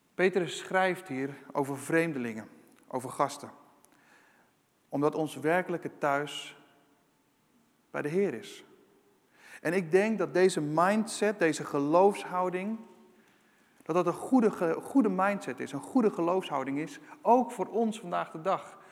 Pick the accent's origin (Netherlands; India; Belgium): Netherlands